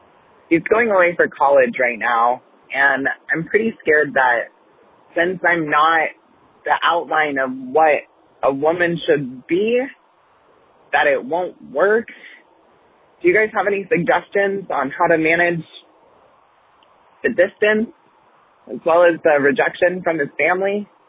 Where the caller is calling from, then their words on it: Portland, Oregon, United States; I'm from Portland, Oregon.